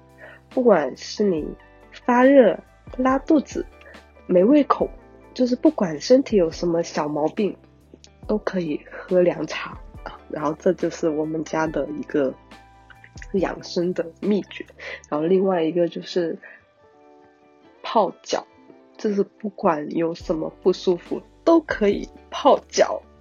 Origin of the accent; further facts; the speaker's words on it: Guangdong, China; 我我是一个广东人，然后我妈妈家里面呢是客家人